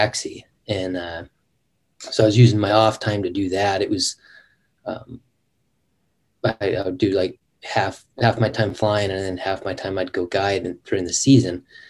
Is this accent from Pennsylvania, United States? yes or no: no; Western Washington, United States; moved away as an adult; now in Alaska, United States; I grew up in Western Washington. That's where all my family's from.